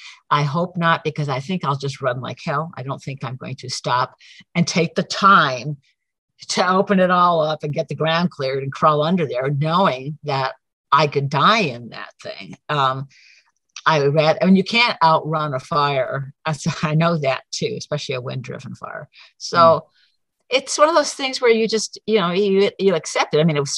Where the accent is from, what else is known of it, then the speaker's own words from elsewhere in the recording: Prescott, Arizona, United States; because they knew I was originally from the Prescott area.